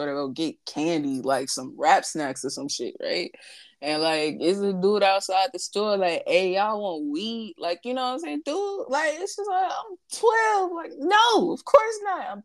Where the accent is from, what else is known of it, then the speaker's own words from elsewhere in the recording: St. Louis, Missouri, United States; moved away; I'm from St. Louis